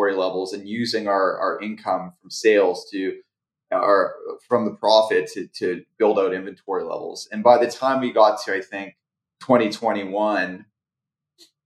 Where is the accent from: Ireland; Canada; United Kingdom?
Canada; I'm Canadian.